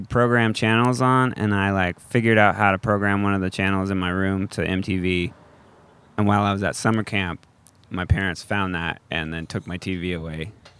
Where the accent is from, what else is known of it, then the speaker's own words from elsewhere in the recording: Colorado, United States; moved away as an adult; also born or lived in Tacoma / Seattle; I grew up in Colorado.